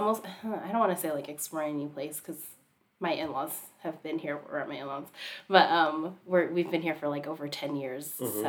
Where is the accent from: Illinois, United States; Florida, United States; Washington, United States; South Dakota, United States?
Washington, United States; Seattle; moved away as an adult; also born or lived in Tri-Cities, Washington; now in Renton, United States; I'm from North Seattle.